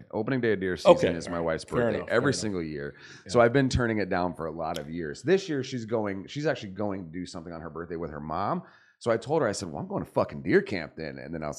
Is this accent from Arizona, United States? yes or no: yes; Arizona, United States; also born or lived in California; I was born in California, grew up in Arizona.